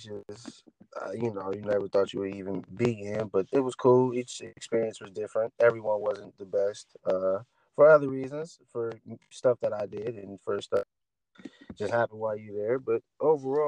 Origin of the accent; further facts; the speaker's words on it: Flint, Michigan, United States; from Flint, Michigan, born and raised.